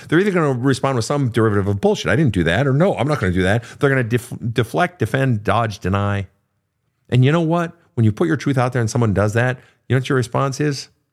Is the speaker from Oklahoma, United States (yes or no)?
no; Lake Park, Minnesota, United States; also born or lived in Fargo, North Dakota; Lake Park, Minnesota, where I was born, actually with the hospital is in Fargo